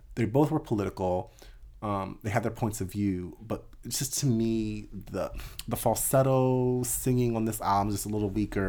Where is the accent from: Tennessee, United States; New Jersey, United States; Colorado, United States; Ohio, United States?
New Jersey, United States; also born or lived in Jenkintown, Pennsylvania; I grew up in the South Jersey area